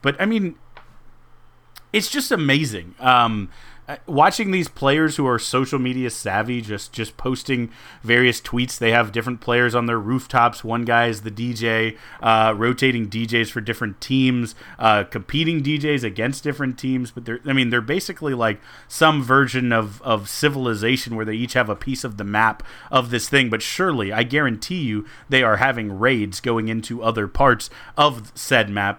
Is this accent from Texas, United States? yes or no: yes; Houston, Texas, United States; in my hometown